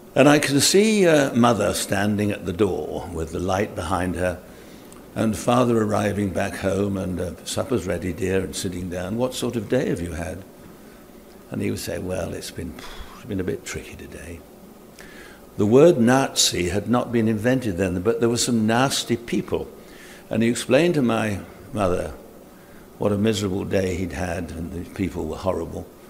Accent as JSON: {"language": "English", "region": "England", "country": "United Kingdom", "said": "I'm an Englishman"}